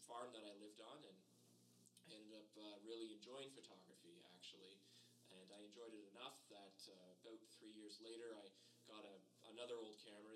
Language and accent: English; Acton, Ontario, Canada; moved away as an adult; also born or lived in Milton, Ontario; now in Estevan, Canada; I grew up in Acton, and after the 1987 recession, the last of the industrial employers had left the town